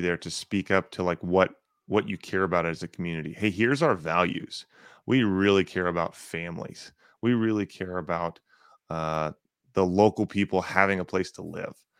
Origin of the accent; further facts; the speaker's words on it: North Texas, United States; I grew up in North Texas